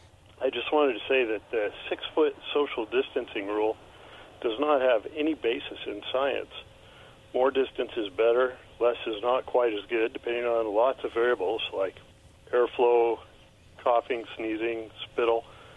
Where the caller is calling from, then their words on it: Richland, Washington, United States; … from Richland.